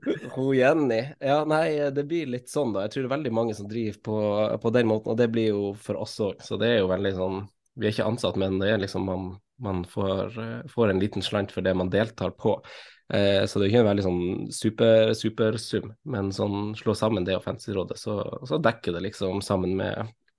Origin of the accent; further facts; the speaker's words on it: Finnsnes, Troms, Norway; also born or lived in Oslo; now in Asker, Norway; jeg er jo fra Finnsnes